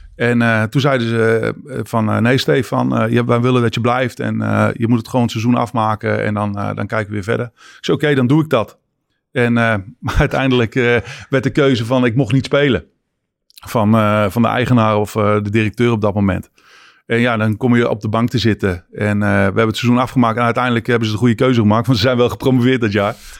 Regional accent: Netherlands; moved away; Als Nederlander dat je bent

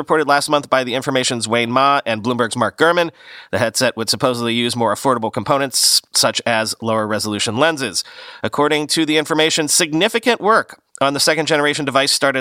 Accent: United Kingdom; accent: British; my British accent

